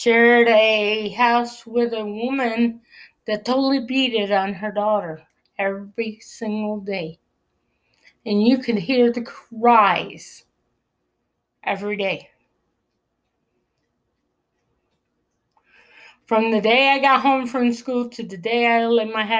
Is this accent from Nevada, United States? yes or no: no; Clifton Springs, New York, United States; I was born in Clifton Springs